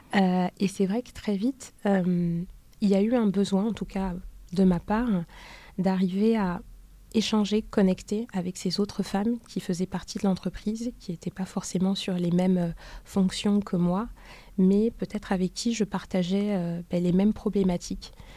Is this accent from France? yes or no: no; Douala, Littoral, Cameroon; je suis née à Douala.